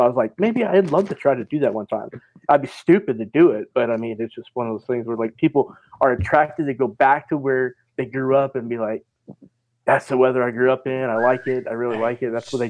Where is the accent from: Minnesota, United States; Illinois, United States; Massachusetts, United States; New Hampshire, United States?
Minnesota, United States; When I grew up in Minnesota, all I heard about was Chicago heat waves.